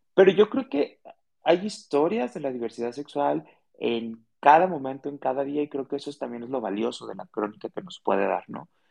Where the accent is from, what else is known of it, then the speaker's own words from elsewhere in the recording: Guadalajara, Jalisco, Mexico; Soy de Guadalajara, soy tapatío y amo mi ciudad.